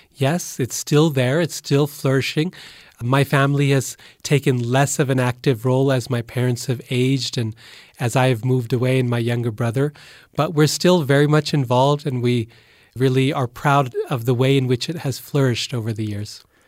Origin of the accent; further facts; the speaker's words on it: Boise, Idaho, United States; I'm from Boise, which is 100% absolutely true. It's the earliest memories I have, and it's still home